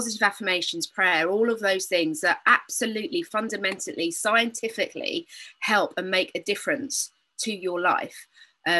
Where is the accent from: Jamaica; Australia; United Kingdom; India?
United Kingdom; moved away; I am British. I know if you think I'm speaking funny